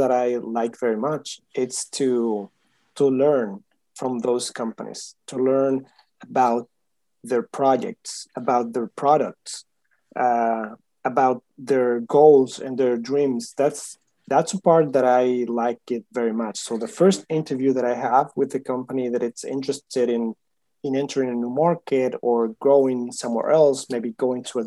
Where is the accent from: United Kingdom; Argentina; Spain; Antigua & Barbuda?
Spain; Huelva, Andalusia; moved away as an adult; now in Miami, United States; I'm from Spain. I was born in Huelva, a city close to Seville